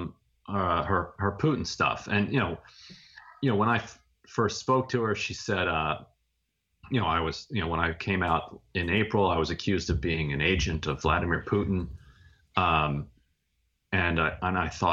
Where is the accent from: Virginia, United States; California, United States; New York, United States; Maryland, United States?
Maryland, United States; Eastern Shore of; I grew up poor on the Eastern Shore of Maryland, which is a really rural, really rural part of the state